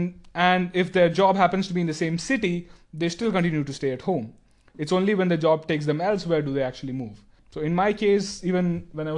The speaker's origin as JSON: {"language": "English", "country": "India", "accent": "Indian", "moved": "yes", "lives_now": "Austria", "said": "I'm from India."}